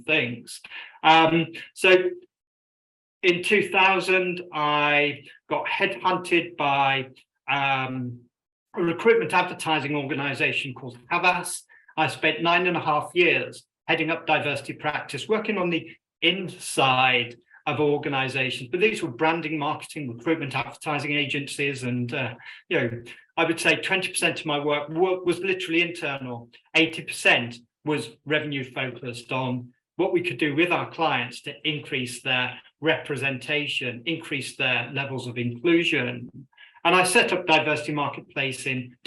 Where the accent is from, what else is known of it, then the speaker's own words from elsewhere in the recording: Birmingham, West Midlands, United Kingdom; also born or lived in Scotland / Yemen; I grew up in Birmingham, England.